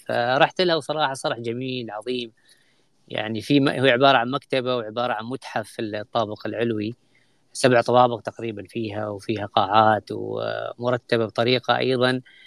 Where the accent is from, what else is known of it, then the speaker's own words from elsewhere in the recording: Oman; بالنسبة لنا كعمانيين